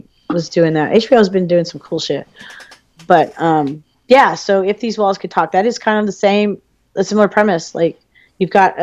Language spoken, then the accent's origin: English; United States; I was raised in America during the tail end of the 20th century